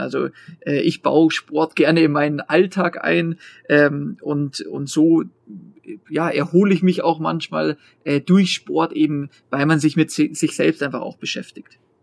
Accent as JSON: {"language": "German", "region": "Bavaria", "country": "Germany", "said": "in Bayern, bei mir jetzt persönlich, ich bin Bayer"}